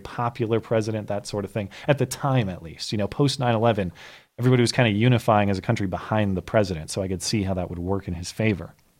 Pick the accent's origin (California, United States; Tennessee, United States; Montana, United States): Montana, United States; my home state senator, survives in Montana